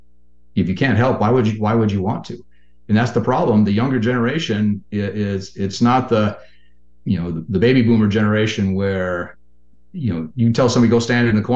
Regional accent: Western Minnesota, United States; I'm from Minnesota, Western Minnesota

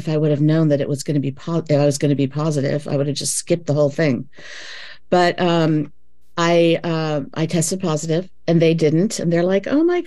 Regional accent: Los Angeles, California, United States; now in San Francisco, United States; I was born in Los Angeles and moved to San Francisco in 1986 when I was 23.

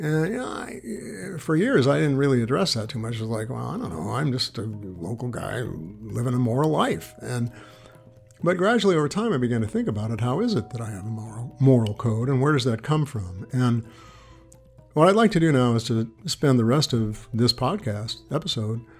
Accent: San Francisco, California, United States; now in Corvallis, United States; I grew up in San Francisco

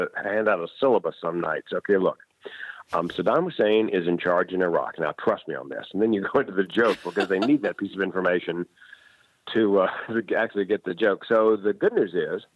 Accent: Raleigh, North Carolina, United States; the classic rock station in Raleigh, North Carolina, my hometown

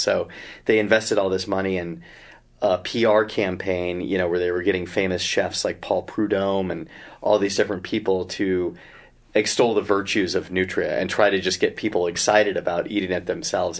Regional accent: Idaho, United States; now in Bay Area, United States; I grew up in Idaho

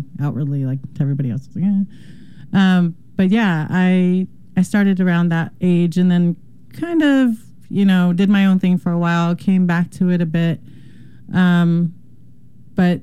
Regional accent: Southern California, United States; moved away; I'm from Southern California.

